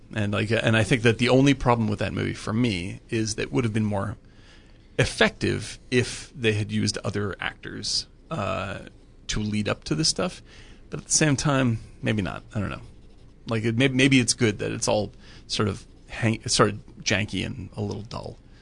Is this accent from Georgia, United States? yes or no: no; Cape Cod, Massachusetts, United States; moved away; I grew up on Cape Cod